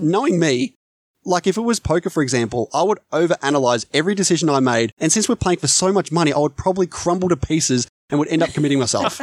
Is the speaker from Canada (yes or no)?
no; Australia; I'm Australian